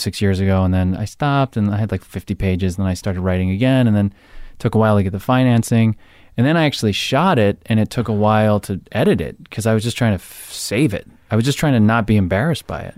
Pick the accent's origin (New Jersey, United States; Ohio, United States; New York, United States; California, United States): New Jersey, United States; Jersey Shore; I'm from Jersey Shore